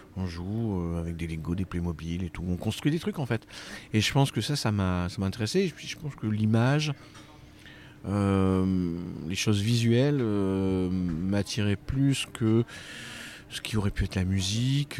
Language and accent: French; Brive-la-Gaillarde, Nouvelle-Aquitaine, France; now in Paris, France; je suis né à Brive. j'ai eu mon bac au lycée Arsonval